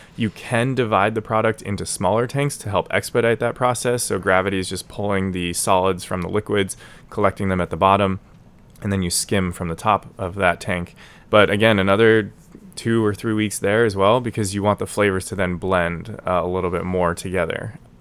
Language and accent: English; Denver, Colorado, United States; moved away as an adult; now in Washington, DC, United States; born and raised in Denver, Colorado, moved to DC about three and a half, almost four years ago now